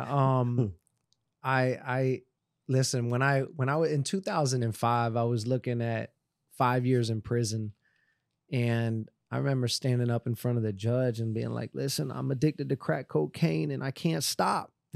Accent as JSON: {"language": "English", "town": "Miramar", "region": "Florida", "country": "United States", "tie": "born or raised there", "said": "I grew up in Miramar"}